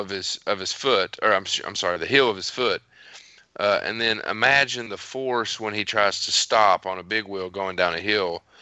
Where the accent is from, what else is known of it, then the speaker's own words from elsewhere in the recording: Bull Creek, United States; I'm from Bull Creek.